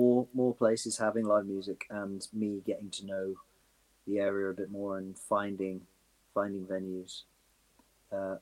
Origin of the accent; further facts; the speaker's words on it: Blackpool, North West England, United Kingdom; now in Cambridge, United Kingdom; I'm from like you say, I'm from Blackpool, or I, you know, I grew up there